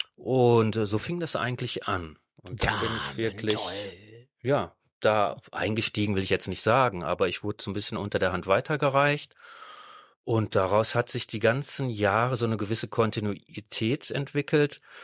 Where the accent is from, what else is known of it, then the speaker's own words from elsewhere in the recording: Netherlands; now in Düsseldorf, Germany; ursprünglich bin ich Holländer